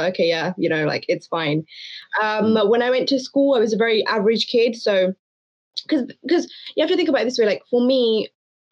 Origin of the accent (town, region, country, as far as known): London, United Kingdom; born or raised there; first language Hindko; also born or lived in New Delhi, India / Afghanistan (ancestry) / Hayes